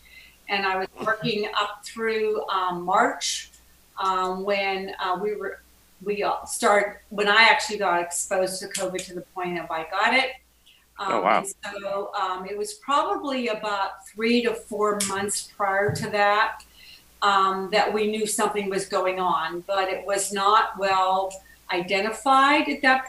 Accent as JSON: {"language": "English", "town": "Pittsburgh", "region": "Pennsylvania", "country": "United States", "tie": "born or raised there", "said": "I'm from Pittsburgh, Pennsylvania."}